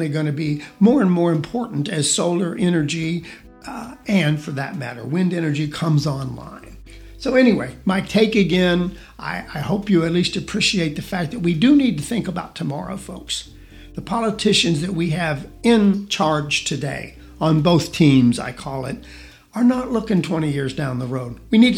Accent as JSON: {"language": "English", "region": "Georgia", "country": "United States", "tie": "born or raised there", "moved": "yes", "lives_now": "Tennessee, United States", "said": "Georgia, my home state"}